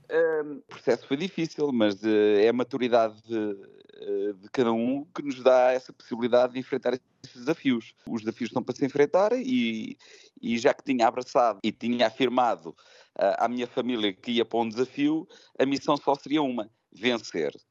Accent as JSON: {"language": "Portuguese", "town": "Leiria", "region": "Centro", "country": "Portugal", "tie": "born or raised there", "also_born_or_lived": "Hong Kong", "moved": "as an adult", "lives_now": "Macau, China", "said": "Minha casa é a minha aldeia chamada Barreira, Leiria."}